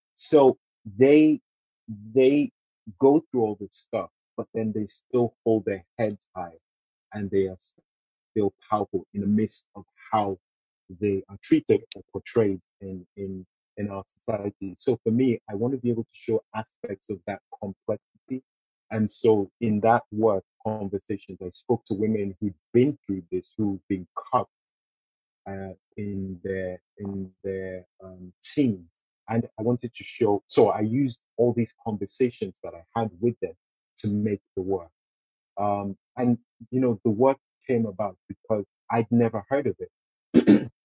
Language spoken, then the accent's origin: English; Nigeria; now in United Kingdom; being a Nigerian